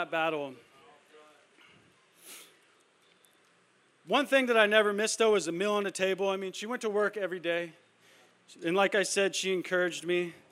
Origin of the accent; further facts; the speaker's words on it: El Cajon, California, United States; I grew up in El Cajon, went to school here, went to elementary school, middle school, high school